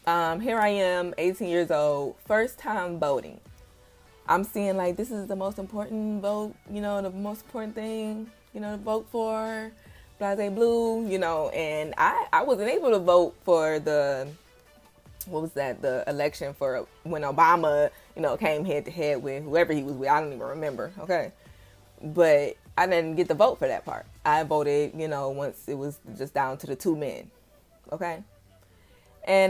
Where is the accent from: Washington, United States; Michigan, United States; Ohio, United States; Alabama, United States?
Michigan, United States; Detroit; I'm coming from Detroit, Michigan, where we had a bright young mayor, you know, Kwame Kilpatrick